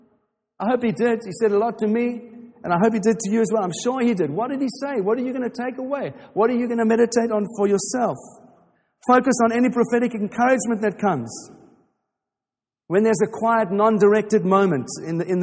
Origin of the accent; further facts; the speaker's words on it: England, United Kingdom; we're too English for